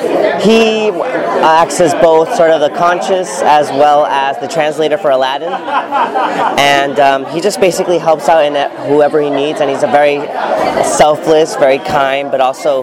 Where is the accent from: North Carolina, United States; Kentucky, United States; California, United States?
California, United States; Inglewood; also born or lived in Boyle Heights, Los Angeles; I was born and raised in Inglewood, and I eventually moved out to Boyle Heights